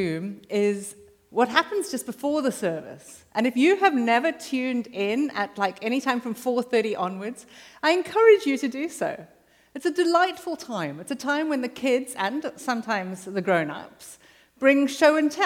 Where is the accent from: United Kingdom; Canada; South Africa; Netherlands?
South Africa; moved away as an adult; now in United States; I'm South African